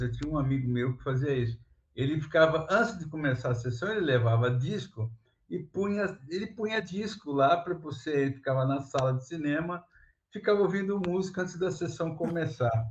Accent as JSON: {"language": "Portuguese", "town": "São Vicente", "region": "São Paulo", "country": "Brazil", "tie": "born or raised there", "said": "eu sou nascido em São Vicente, litoral do, de São Paulo"}